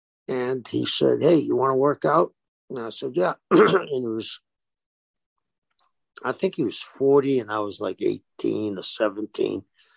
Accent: Cambridge, Massachusetts, United States; also born or lived in South Boston; my family was originally from South Boston. As a child, we moved across the river to Cambridge. My dad was a Boston cop.

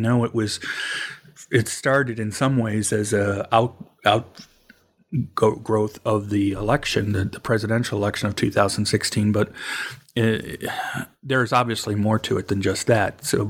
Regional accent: Cleveland, Ohio, United States; now in Kentucky, United States; It's funny because I actually was born and raised in Cleveland, so I know the Rust Belt. But yeah. For the last years, I've been in Appalachia first in Alabama, although that was very different from what I'm experiencing here in Kentucky.

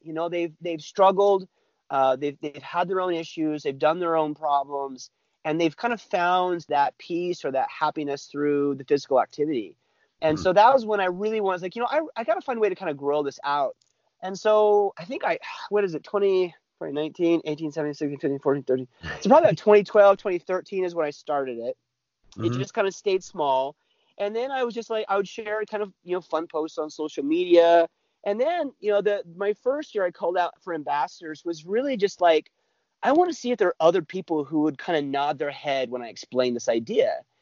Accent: California, United States; moved away as an adult; also born or lived in Utah / the Dakotas / Colorado; I was uh, born in Utah. I lived there till I was three or four. I grew up in California lived there until I was about 19

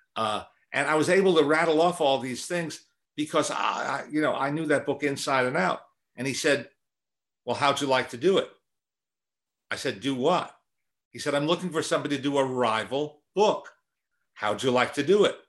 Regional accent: Teaneck, New Jersey, United States; also born or lived in Manhattan, New York City; I was born in Manhattan, but when, when I was four, my family moved to the suburbs, really just over the George Washington Bridge, uh, to Teaneck, New Jersey.

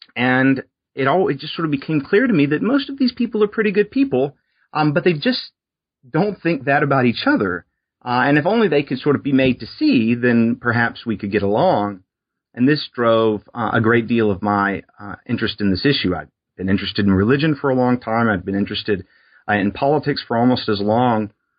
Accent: Alabama, United States; So I grew up in South Alabama on the Gulf Coast, and I was born in 1982.

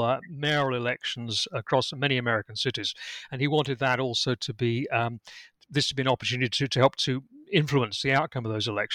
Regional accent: United Kingdom; accent: British; also born or lived in Lincolnshire, England; as I think you can tell from my accent, I'm British. I'm actually speaking to you from my home in Lincolnshire in England

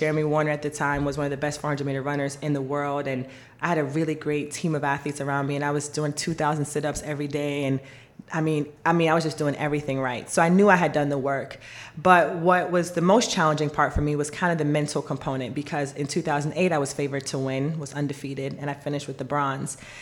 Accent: Jamaica; moved away; I was born in Jamaica.

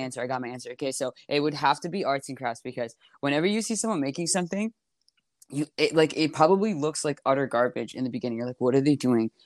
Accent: Toronto, Ontario, Canada; also born or lived in Montreal, Quebec; in Toronto right now in my hometown

